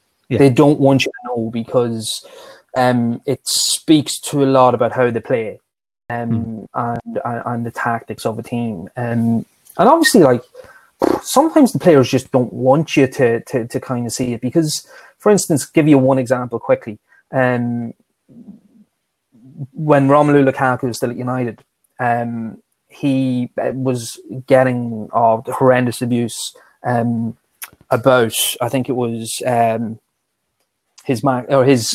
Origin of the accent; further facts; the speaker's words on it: Dundalk, County Louth, Ireland; my hometown in Ireland, Dundalk